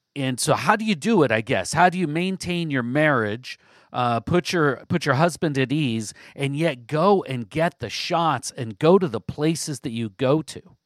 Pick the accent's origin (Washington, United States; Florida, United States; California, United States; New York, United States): Washington, United States; Southwest; also born or lived in Vancouver, Washington; I grew up in Southwest Washington, um, spent most of my life in Southwest Washington.